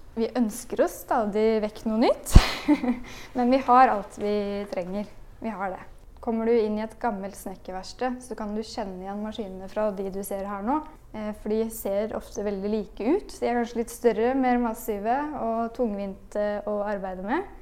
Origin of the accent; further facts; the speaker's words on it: Spydeberg, Østfold, Norway; moved away as an adult; also born or lived in Oslo; Jeg er fra Spydberg